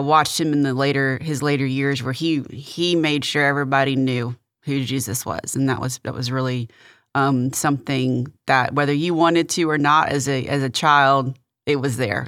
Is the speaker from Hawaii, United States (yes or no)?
no; Victoria, Texas, United States; also born or lived in Kingsville, Texas; now in Houston, United States; my mom and my brother and I moved to Victoria. And we, um, I grew up there from second grade through, uh, high school